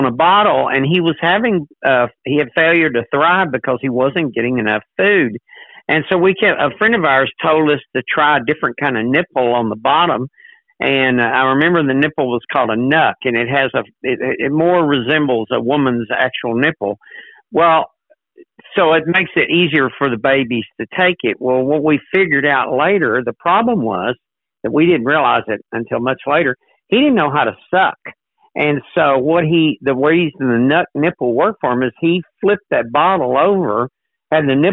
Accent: Texas, United States; moved away as an adult; also born or lived in Georgia; now in Newport News, United States; I am from Texas. I was born in Texas, grew up on a dairy farm there, and taught school there

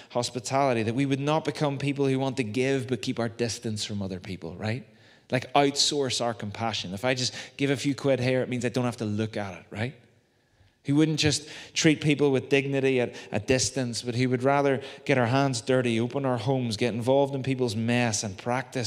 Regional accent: Belfast, Northern Ireland, United Kingdom; When I was growing up in Waterloo Gardens, just down the Antrim Road

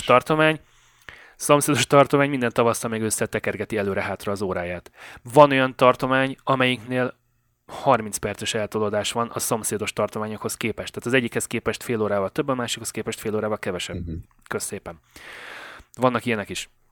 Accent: Great Hungarian Plain, Hungary; moved away as an adult; now in Canada; Én tulajdonképpen elmondhatom magam, hogy alföldi gyerek vagyok, az Alföldön születtem.

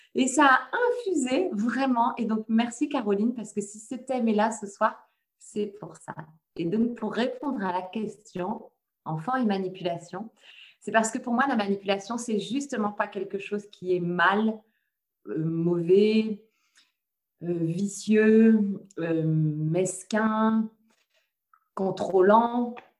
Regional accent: France; also born or lived in Le Mans; je suis de France. Pour le moment, je loge près du Mans

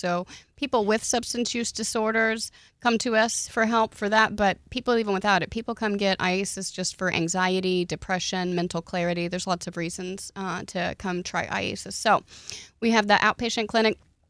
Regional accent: Oklahoma, United States; I grew up in Oklahoma, so it just warmed my heart when you said it that way.

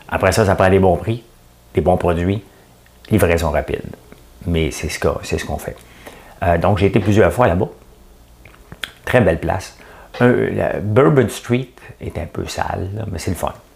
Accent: Montreal, Quebec, Canada; je suis montréalais

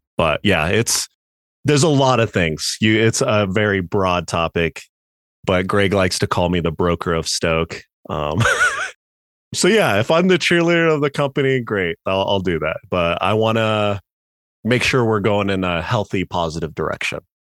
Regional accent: Grand Junction, Colorado, United States; also born or lived in Denver, Colorado; moved to Junction when I was, like, eight. Been here pretty much the entire time

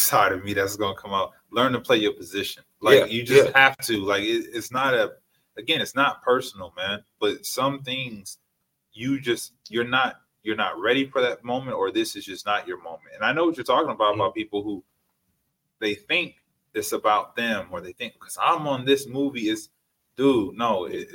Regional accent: Richmond, California, United States; I'm from Richmond

